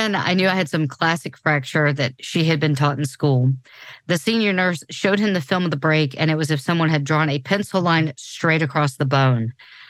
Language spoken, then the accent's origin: English; New Orleans, Louisiana, United States; Yeah. No, and I come from New Orleans. That is my literal hometown.